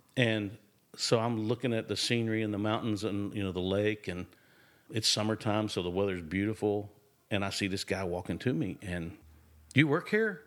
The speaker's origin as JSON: {"language": "English", "town": "Nashville", "region": "Tennessee", "country": "United States", "tie": "born or raised there", "accent": "drawl", "said": "I was born and raised in Nashville"}